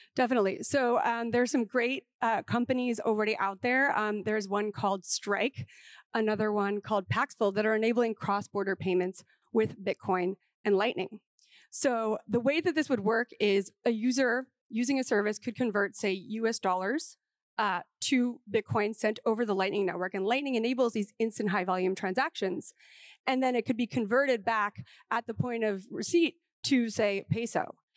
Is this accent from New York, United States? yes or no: yes; New York, United States; as a New Yorker